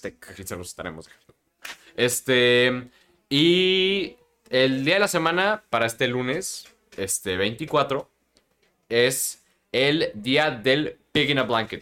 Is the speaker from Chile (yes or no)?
no; Mexico; como mexicanos conocemos